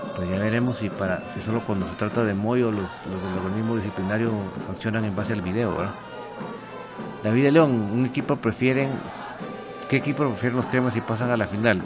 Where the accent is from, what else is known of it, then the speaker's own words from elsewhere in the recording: Guatemala; uno como guatemalteco